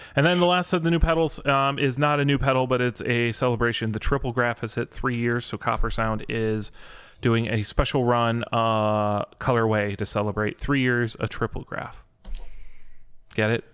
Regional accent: Michigan, United States; I'm from Michigan

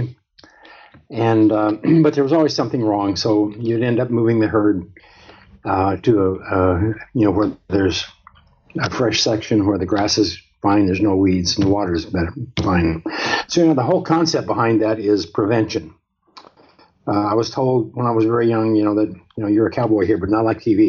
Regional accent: Montana, United States; I grew up in Montana, which is one of the northernmost states in the United States

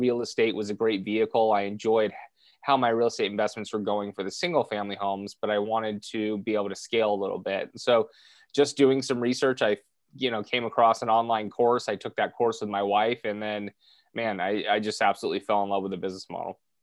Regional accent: Southern California, United States; born and raised in Southern California

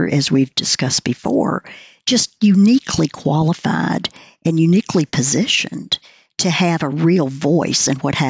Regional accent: the South, Southern United States, United States; I'm a Southerner

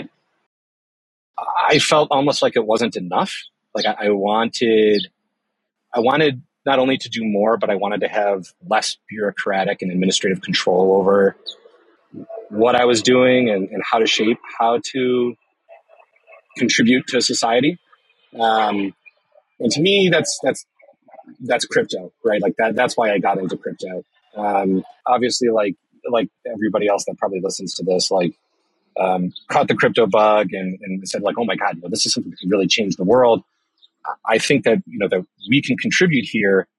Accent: Chicago, Illinois, United States; I was born and raised in Chicago

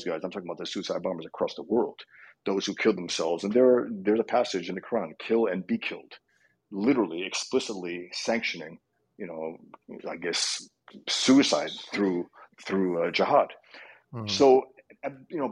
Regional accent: New York City, New York, United States; Born and raised in the Bronx to Muslim Albanian parents, raised Muslim

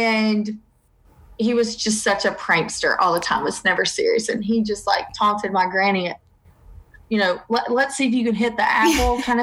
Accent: the South, United States; accent: Southern

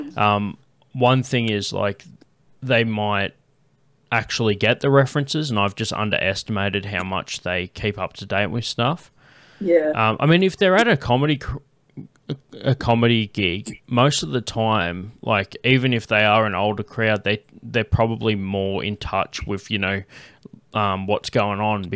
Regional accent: Canberra, Australian Capital Territory, Australia; they brought me up saying that I was from Canberra

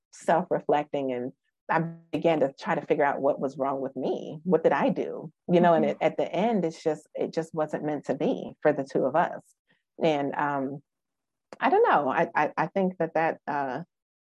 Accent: Wisconsin, United States; now in Memphis, United States; I'm from Wisconsin.

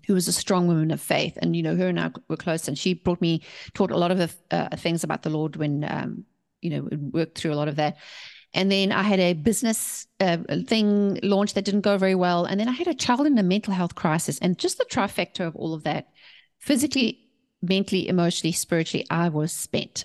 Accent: South Africa; moved away as an adult; also born or lived in England; now in United States; We were born and raised in South Africa, and we left South Africa to start our company

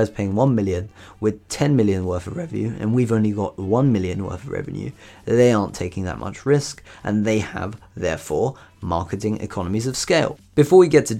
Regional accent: United Kingdom; in the UK, in my home country here

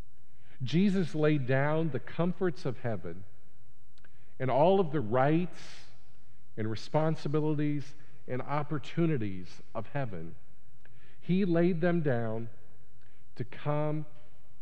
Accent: United States; being an American

